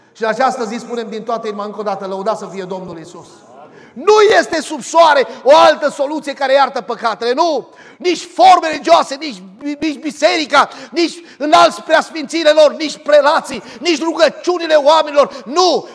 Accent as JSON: {"language": "Romanian", "town": "Arcalia", "region": "Bistrița-Năsăud", "country": "Romania", "said": "Eram la noi în sat, în satul Arcalia, de lângă Bistrița"}